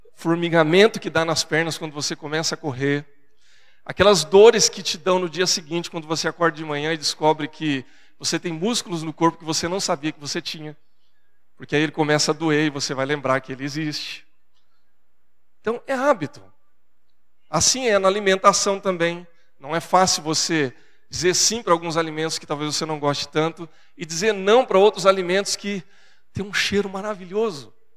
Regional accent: Brazil; accent: caipira; Porque eu sou caipira do interior e na minha casa, no meu lar, a, a gente vem de uma geração de pessoas do interior

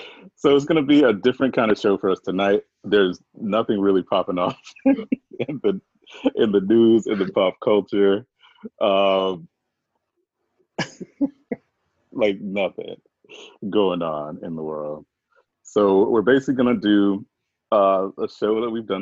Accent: the South, United States; moved away; we grew up on Debbie cakes down south

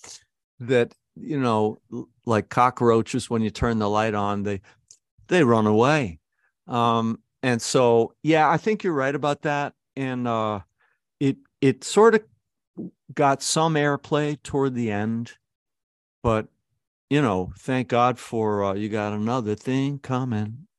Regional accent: Syracuse, New York, United States; also born or lived in Kew Gardens, Queens; I was a guy from Syracuse

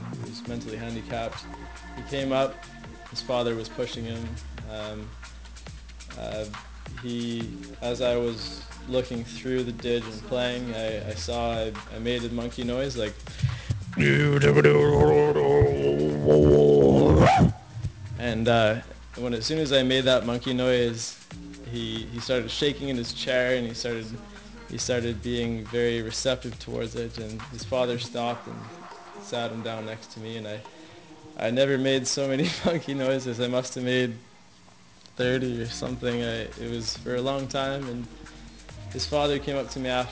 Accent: Halifax, Nova Scotia, Canada; moved away; also born or lived in Banff; where I'm from Nova Scotia. I'm from Halifax

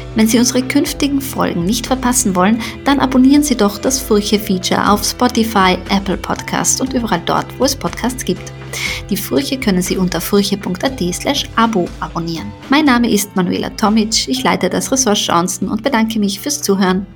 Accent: Carinthia, Austria; also born or lived in Sarajevo; now in Vienna, Austria; ich bin ja in Kärnten aufgewachsen

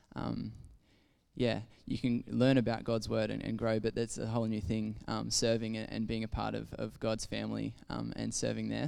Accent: Ballina, New South Wales, Australia; moved away as an adult; I grew up in Ballina in New South Wales, which is a bit is a country coastal town

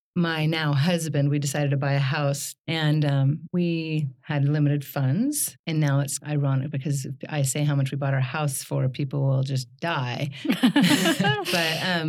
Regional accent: Oregon, United States; moved away as an adult; also born or lived in Tacoma, Washington; now in Seattle, United States; I am originally from Oregon, so I'm a Pacific Northwest girl

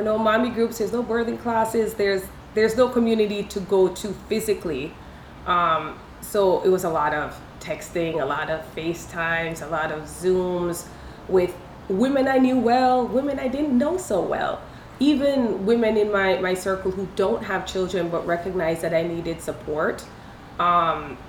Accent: Jamaica; also born or lived in India; now in Los Angeles, United States; Growing up in Jamaica

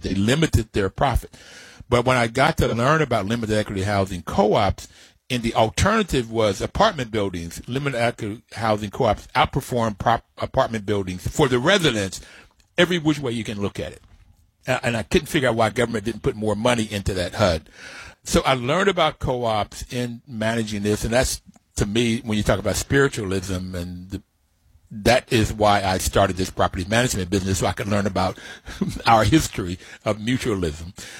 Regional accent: Bluefield, West Virginia, United States; moved away; also born or lived in Stanford; I grew up in Bluefield, West Virginia on a mountaintop

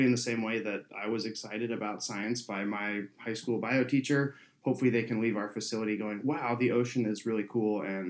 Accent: San Jose, California, United States; I grew up in San Jose, which is San Jose, California

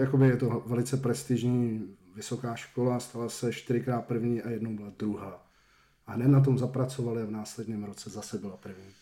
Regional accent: Rakovník, Central Bohemian Region, Czechia; now in Hradec Králové, Czech Republic; A na sídlišti jsem vyrůstal v Rakovníku

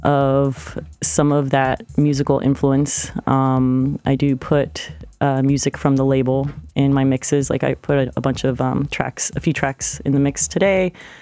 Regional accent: Fort Lauderdale, Florida, United States; moved away as an adult; also born or lived in Miami / Brooklyn, New York; now in Lima, Peru; No, I was born in Fort Lauderdale. I'm from Broward County originally.

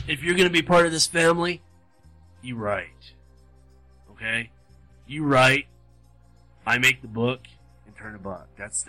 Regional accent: Southern California, United States; moved away as an adult; also born or lived in Arkansas; I was born, raised, bred in California, Southern Cal.

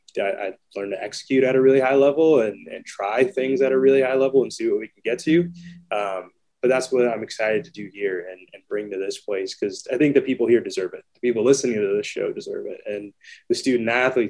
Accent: Fontana, California, United States; also born or lived in Claremont, California; So I grew up in Fontana a majority of my life.

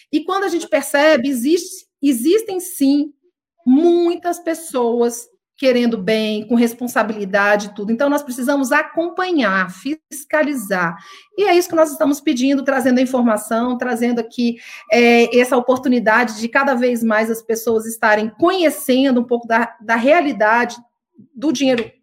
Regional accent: Brazil; como brasileiros

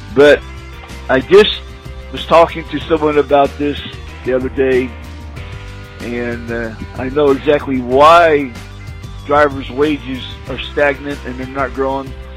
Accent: Indiana, United States; I grew up in Indiana. I was born in Indiana

